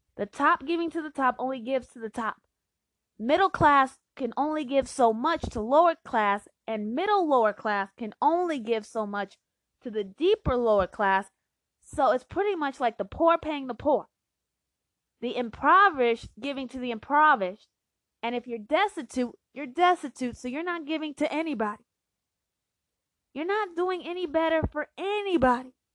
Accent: Phoenix, Arizona, United States; I'm from Phoenix

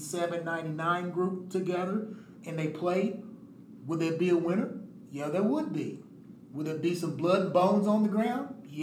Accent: Elizabethtown, Kentucky, United States; now in Indianapolis, United States; I'm from Elizabethtown, E-Town.

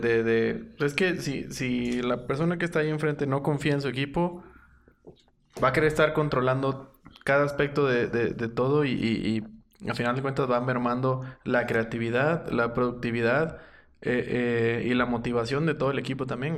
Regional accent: Matamoros, Tamaulipas, Mexico; en los noventas crecí con, con el auge de, de los vaqueros. Y aparte por, por la cercanía, o sea, yo estaba viviendo, viví en Matamoros pegado a Texas todo el tiempo

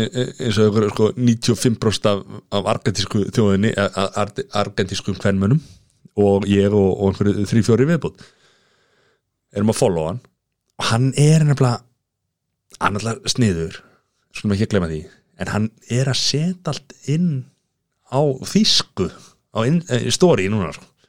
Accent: Grindavík, Southern Peninsula, Iceland; ég er að blá frá Greinvík

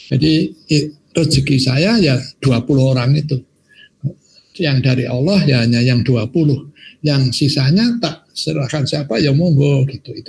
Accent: Semarang, Central Java, Indonesia; saya ini kan orang Semarang asli. Orang Semarang asli.

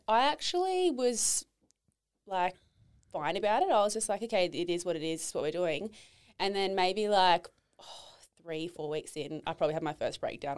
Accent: Tweed Heads, New South Wales, Australia; I grew up down in Tweedheads, Norwalk Point

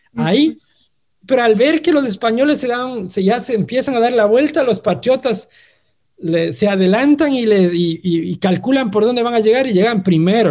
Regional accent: Ambato, Tungurahua, Ecuador; como ambateños, como tungurahuenses, como ecuatorianos y como latinoamericanos

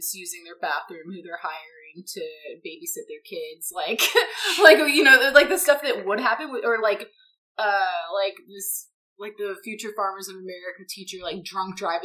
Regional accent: Missouri, United States; moved away; also born or lived in California; I'm from Missouri

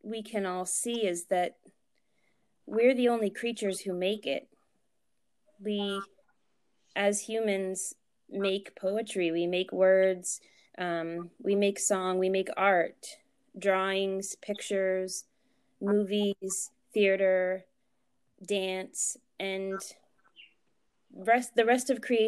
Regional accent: New Hampshire, United States; also born or lived in Boston, Massachusetts; I was born in New Hampshire, raised in New Hampshire

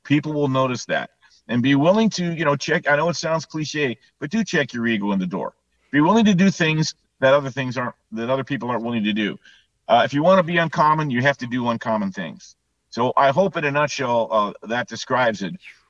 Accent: Southern California, United States; when I grew up in Southern California

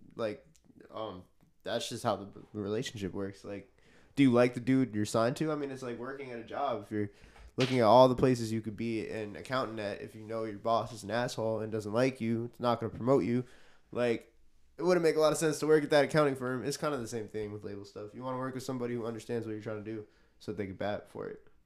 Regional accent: New York City, New York, United States; I'm a musician. I'm from Queens, New York

